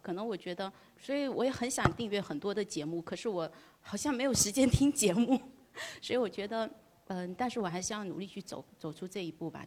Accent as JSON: {"language": "Chinese", "town": "Fuqing", "region": "Fujian", "country": "China", "said": "我来自福清 ，呃，但是出生地不在福清"}